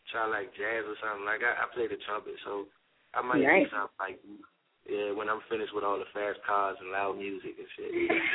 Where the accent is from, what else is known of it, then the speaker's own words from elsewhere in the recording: Washington, District of Columbia, United States; also born or lived in Abilene, Texas; right now I live in Washington DC. I've been living here since I was about three. I was born in Abilene, Texas.